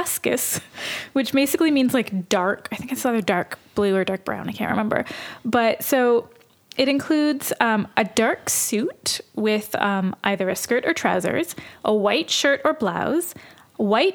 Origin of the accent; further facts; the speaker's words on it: Canada; we are Canadian